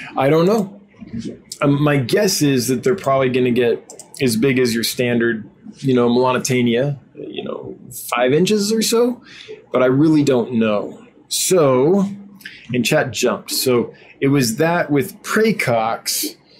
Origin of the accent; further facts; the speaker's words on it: Northern California, United States; growing up in Northern California